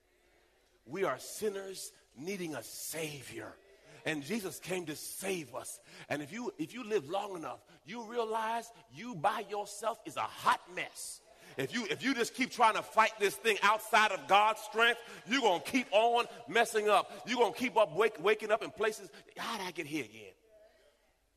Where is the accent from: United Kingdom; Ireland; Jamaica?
Jamaica; moved away; I was born in Jamaica